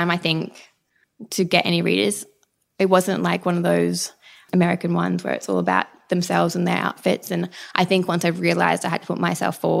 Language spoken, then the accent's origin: English; Brisbane, Queensland, Australia; moved away as an adult; now in Sydney, Australia; I grew up in Brisbane and I moved to Sydney when I was 21